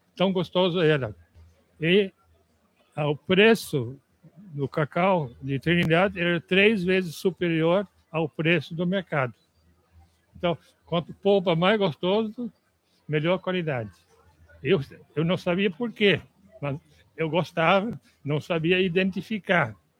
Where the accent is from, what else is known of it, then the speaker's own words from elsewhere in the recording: Netherlands; Portuguese is a second language; moved away as an adult; also born or lived in Ilhéus, Bahia, Brazil; now in Brazil; eu sou holandês.